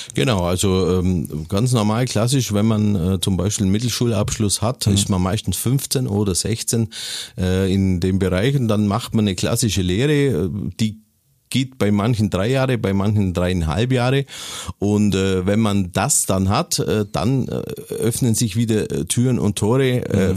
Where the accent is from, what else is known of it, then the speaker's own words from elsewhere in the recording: Waltenhofen, Bavaria, Germany; also born or lived in Kempten; ich bin geboren in Kempten im Allgäu und aufgewachsen eine Ortschaft äh, äh, weiter in Waltenhofen